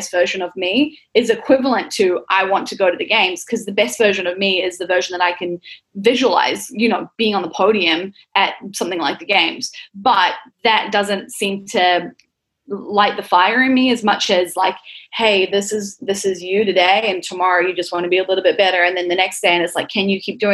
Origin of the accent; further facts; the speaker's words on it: Auckland, New Zealand; moved away; I grew up in New Zealand. I grew up in Auckland, central Auckland, with my family.